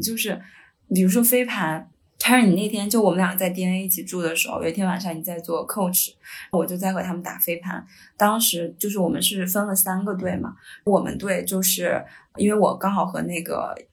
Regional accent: Hebei, China; 因为我是河北人，我们那个学校就有点类似于衡水中学

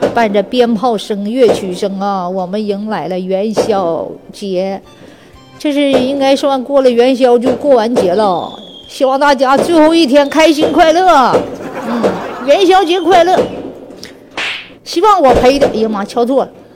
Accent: Northeast China, China; 我们东北

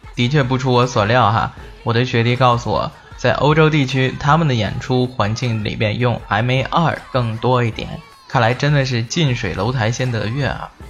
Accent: China; 我们中国人

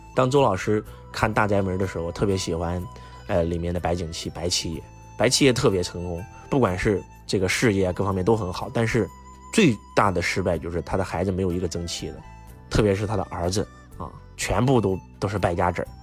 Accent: China; 我们中国人

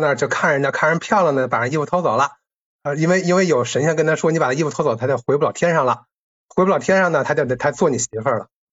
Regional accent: China; 我们嗯。中国人

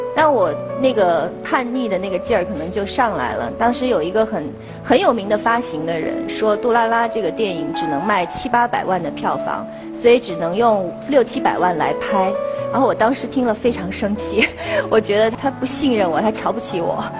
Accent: Beijing, China; 我小时候在北京市少年宫学的是书法

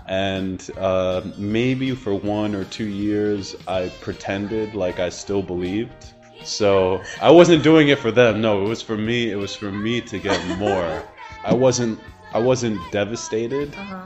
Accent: Connecticut, United States; I am from Connecticut uh, within the United States of America

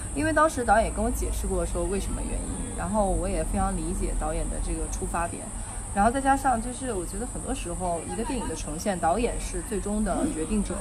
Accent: Hunan, China; 我说我不是老北京，我说我是个湖南人

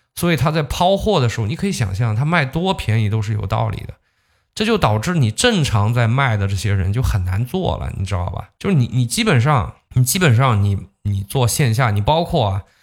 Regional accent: Zhejiang, China; 你像我们浙江这边就经常这么说，开店容易守店难

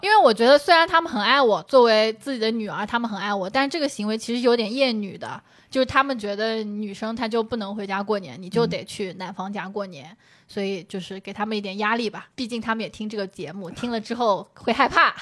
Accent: Shangyu, Zhejiang, China; 那我回上虞不也是回自己家吗

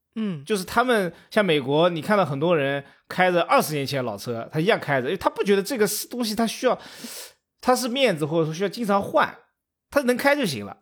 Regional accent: China; 我们中国人

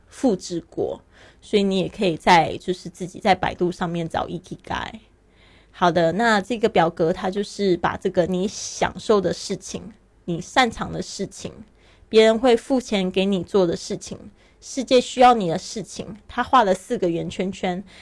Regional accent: Taiwan; moved away as an adult; also born or lived in Shanghai, China; now in Barcelona, Spain; 我是原来是出生在台湾，但是呢，我爸爸其实是在上海出生的

